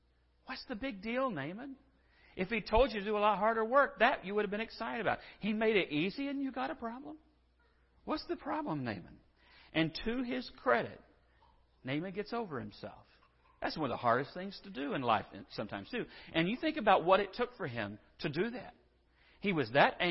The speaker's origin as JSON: {"language": "English", "town": "San Angelo", "region": "Texas", "country": "United States", "said": "I'm from San Angelo, and I swear that's home"}